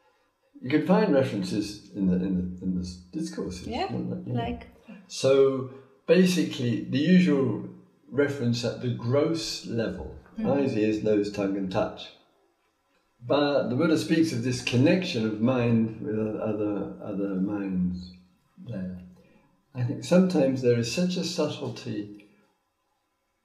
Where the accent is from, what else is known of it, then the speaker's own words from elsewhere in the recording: Croydon, London, United Kingdom; moved away; "England." He said, "Oh, so am I. Which part of England?" "Surrey."